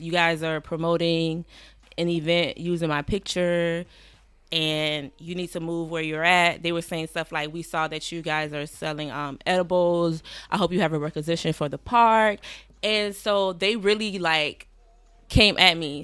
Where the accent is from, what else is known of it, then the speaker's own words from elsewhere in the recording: Savannah, Georgia, United States; moved away as an adult; also born or lived in Atlanta, Georgia; now in New York, United States; I'm from Savannah, Georgia.